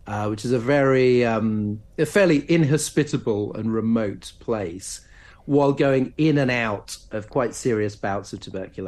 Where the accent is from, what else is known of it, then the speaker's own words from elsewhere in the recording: London, United Kingdom; also born or lived in Norwich; I was born in Norwich and grew up in southeast London, and I now live in North London.